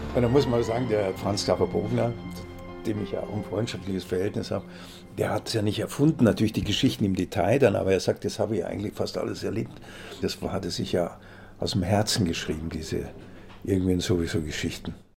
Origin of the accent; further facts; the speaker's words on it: Munich, Bavaria, Germany; also born or lived in Augsburg / Mehring; Als Kind auch nach dem Krieg. Wir hatten kein Licht damals bei uns in der Wohnung in der Arnulfstraße